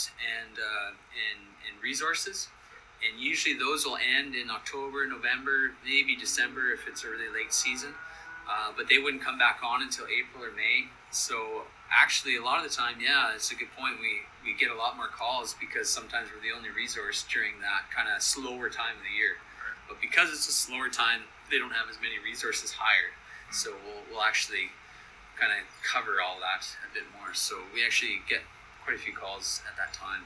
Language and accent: English; Canada; also born or lived in Southern California; we're all from Canada, and I still live in Canada